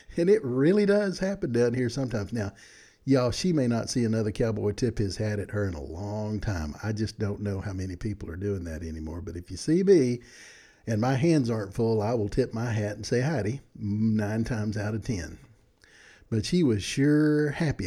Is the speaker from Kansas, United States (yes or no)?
no; Texas, United States; I'm from Texas